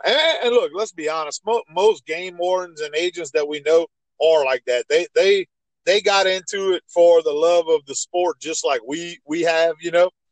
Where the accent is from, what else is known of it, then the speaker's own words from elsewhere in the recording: Ville Platte, Louisiana, United States; I grew up in Evangeline Parish